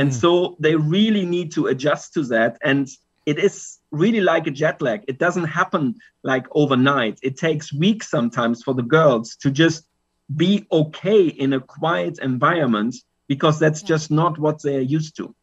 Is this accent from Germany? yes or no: yes; Germany; now in Pattaya, Thailand; I'm originally from Germany, but now living in Pattaya, Thailand